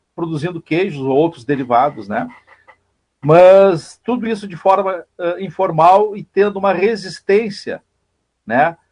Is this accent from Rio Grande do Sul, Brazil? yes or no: yes; Pantano Grande, Rio Grande do Sul, Brazil; eu sou de Pantano Grande, moro em Pantano Grande, município vizinho aqui